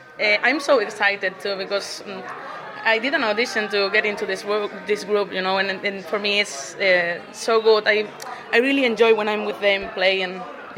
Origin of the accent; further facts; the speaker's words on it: Spain; now in Ireland; I'm from Spain.